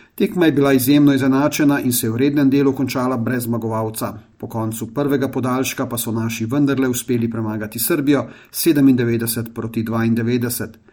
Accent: Slovenia; smo Slovenci

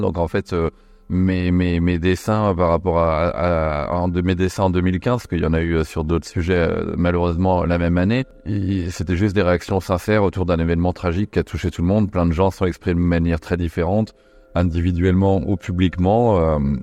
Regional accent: Nantes, Pays de la Loire, France; J'ai grandi à Nantes

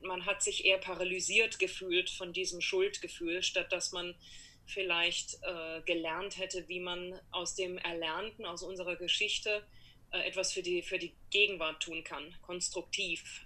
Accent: Karlsruhe, Baden-Württemberg, Germany; moved away as an adult; now in New York, United States; Mein Großvater war Fahrlehrer äh, in Karlsruhe, in meiner Heimatstadt

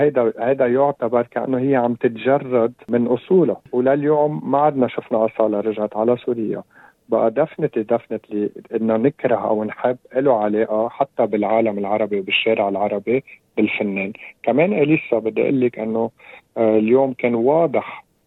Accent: Lebanon; نحن هون عندنا بلبنان 18 طائفه

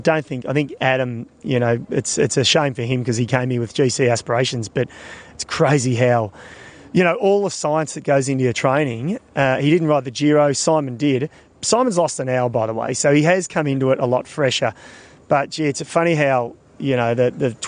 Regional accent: Australia; being an Australian

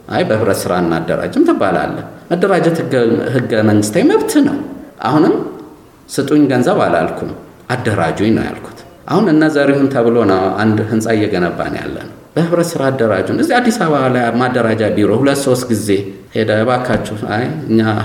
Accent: Ethiopia; ጥሩ ኢትዮጵያዊ ነኝ

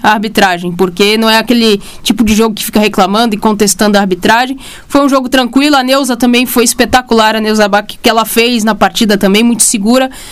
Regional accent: Brazil; a gente é brasileiro

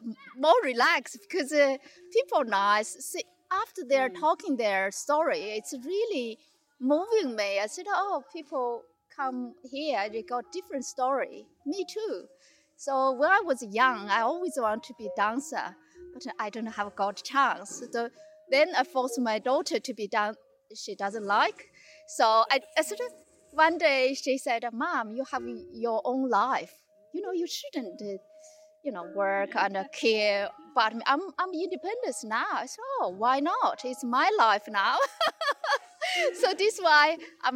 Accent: Harbin, Heilongjiang, China; English is a second language; moved away as an adult; now in Bendigo, Australia; I'm from China. North of China, they call Ice City.

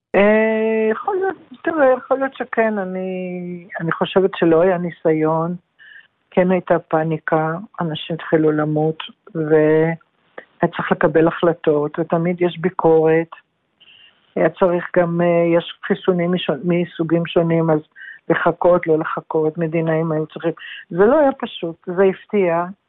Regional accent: Yehud, Central District, Israel; also born or lived in Jerusalem; גדלתי, נולדתי בירושלים אבל גדלתי ביישוב קטן שנקרא יהוד

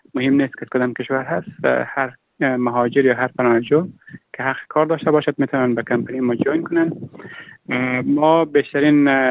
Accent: Afghanistan; moved away as an adult; now in Australia; من اهل افغانستانم

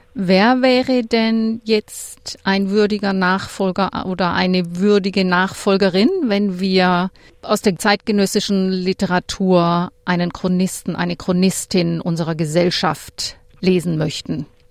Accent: Lake Constance, Baden-Württemberg, Germany; ich komme auch vom Bodensee.

